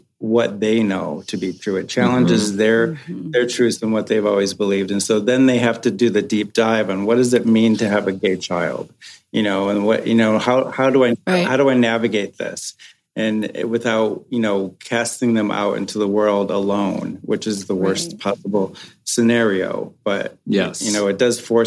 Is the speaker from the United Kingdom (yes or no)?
no; Michigan, United States; now in Los Angeles, United States; I'm from Michigan